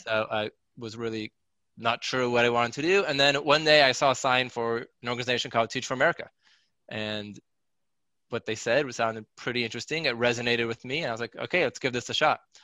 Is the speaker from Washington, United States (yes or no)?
yes; Seattle, Washington, United States; now in New Jersey, United States; I was born and raised in Seattle, Washington